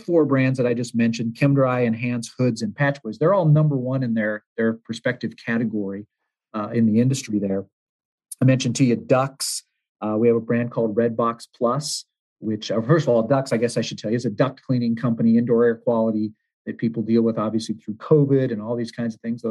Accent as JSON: {"language": "English", "country": "United States", "tie": "born or raised there", "also_born_or_lived": "Hawaii / Southern California / Arizona", "moved": "yes", "lives_now": "Ann Arbor, United States", "said": "I'm really a West Coast guy growing up. I was born in Hawaii and raised in Southern California and Arizona, but I've been moving Northeast ever since."}